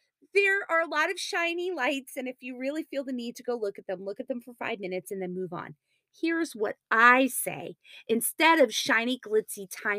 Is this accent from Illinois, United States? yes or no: no; New York City, New York, United States; we are in New York City, my hometown.